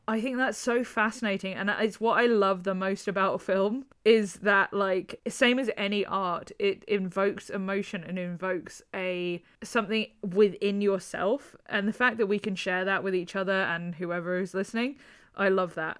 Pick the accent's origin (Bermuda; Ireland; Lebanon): Ireland; Like, I'm Irish.